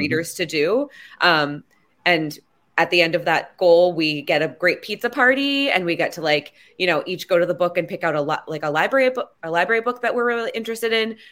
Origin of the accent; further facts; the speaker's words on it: Washington, District of Columbia, United States; it's my hometown. Um, I'm born and raised in D C.